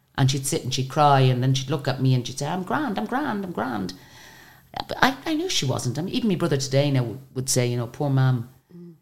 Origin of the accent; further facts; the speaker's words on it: Ireland; we're from Ireland.